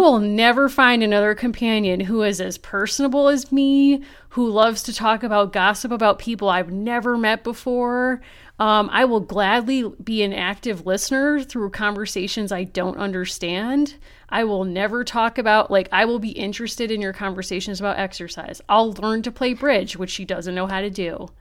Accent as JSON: {"language": "English", "region": "Connecticut", "country": "United States", "said": "I'm from Connecticut."}